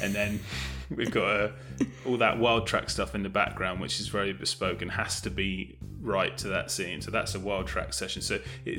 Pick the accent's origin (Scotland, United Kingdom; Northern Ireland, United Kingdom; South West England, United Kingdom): South West England, United Kingdom; Bristol; I'm from Bristol